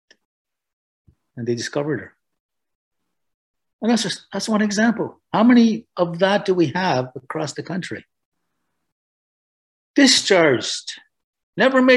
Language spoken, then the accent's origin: English; Canada; I'm Anishinaabe